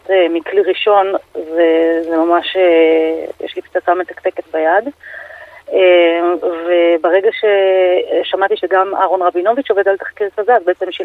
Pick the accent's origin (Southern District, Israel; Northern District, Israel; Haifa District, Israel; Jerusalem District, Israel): Jerusalem District, Israel; גדלתי בתחילה, כאילו, עד גיל שבע בהושע, בשכונת גאולה, ואחר כך ברמת שלמה.